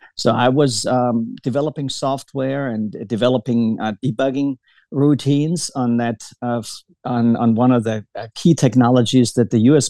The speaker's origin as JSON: {"language": "English", "region": "Baden-Württemberg", "country": "Germany", "tie": "born or raised there", "also_born_or_lived": "Kentucky, United States", "moved": "as an adult", "lives_now": "Brandenburg, United States", "said": "I was born and raised in Germany, um, in, in, in, the, uh, in uh, Baden Württemberg, near Bavaria"}